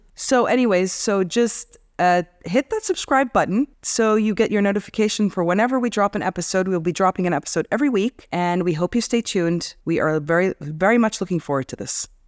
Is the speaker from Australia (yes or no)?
no; Egypt; also born or lived in Kuwait / United States; We grew up in Kuwait, Egypt